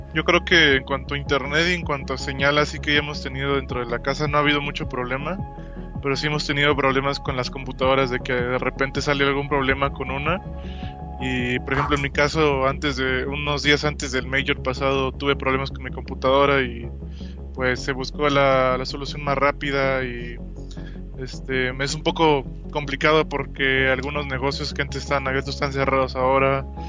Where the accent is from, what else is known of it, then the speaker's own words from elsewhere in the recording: Saltillo, Coahuila, Mexico; mi ciudad natal, que es Saltillo, Coahuila